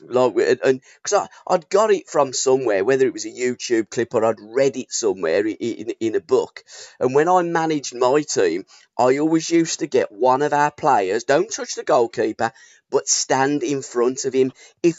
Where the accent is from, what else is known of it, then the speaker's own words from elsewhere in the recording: United Kingdom; I support all of the British teams because I'm British and I hope that they all do well.